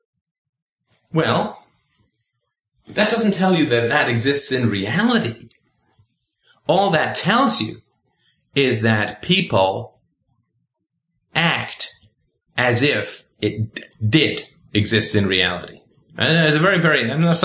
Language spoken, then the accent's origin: English; England, United Kingdom; also born or lived in Ireland / South Africa; now in Canada; I currently live in Canada. I was born in Ireland. I grew up in England. I spent a little time in South Africa. Then I moved to Canada.